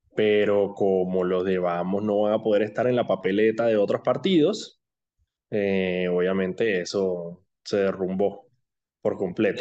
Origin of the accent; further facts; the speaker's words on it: Colombia; now in Panama; con las que yo crecí de niño en Colombia